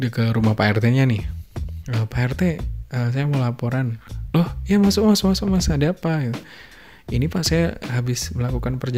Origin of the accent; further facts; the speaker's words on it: Ponorogo, East Java, Indonesia; karena aku dari Ponorogo ya udah dari Ponorogo